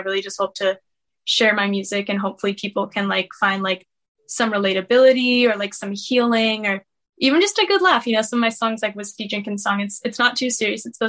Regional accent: Beckley, West Virginia, United States; I was born and raised in Beckley, West Virginia

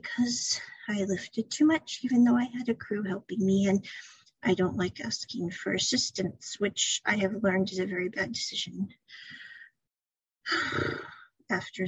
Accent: Midwest, United States; moved away as an adult; now in Japan; when I was growing up as a kid and as a young adult, I came from the Midwest part of the US

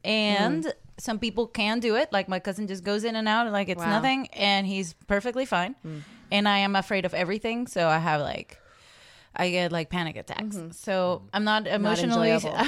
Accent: Caracas, Capital District, Venezuela; I'm from Venezuela, and I grew up in Caracas

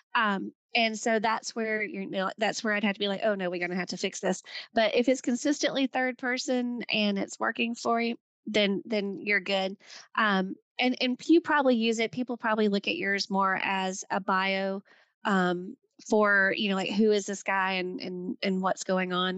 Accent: the South, United States; I'm, I'm from the South

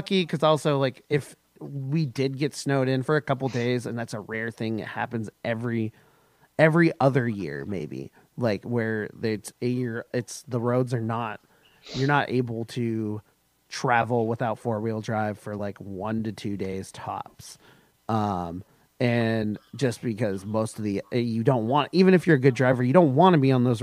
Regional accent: Washington, United States; born or raised there

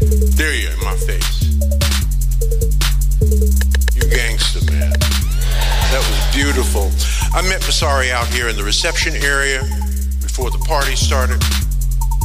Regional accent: New York City, New York, United States; 1945, I was born in Bed-Stuy, Brooklyn, New York

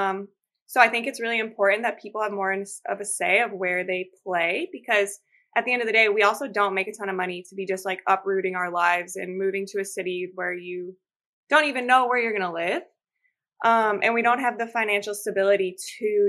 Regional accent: Chicago, Illinois, United States; moved away as an adult; now in Portland, United States; I went home. I'm from Chicago

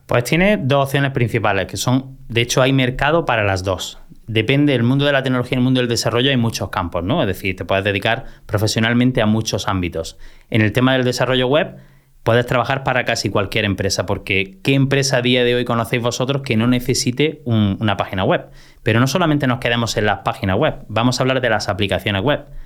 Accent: Motril, Andalusia, Spain; al único instituto de mi pueblo, que yo soy de Motril, de Granada

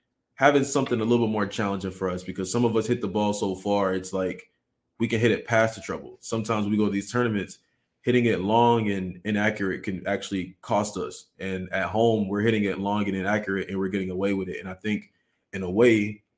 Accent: Augusta, Georgia, United States; I'm from Augusta, Georgia, home of the Masters.

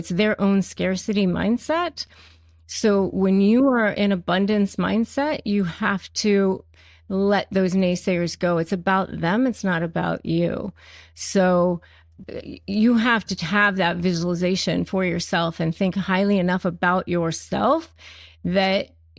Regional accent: United States; I was living in Florida at the time. I grew up in Washington, D.C. or in Northern Virginia, but I was living in Florida at the time and teaching school.

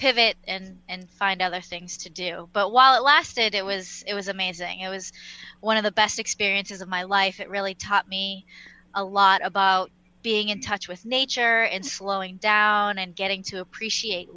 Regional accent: Massachusetts, United States; moved away as an adult; also born or lived in Seoul, South Korea / New York City, United States; now in Fallbrook, United States; I grew up in Massachusetts

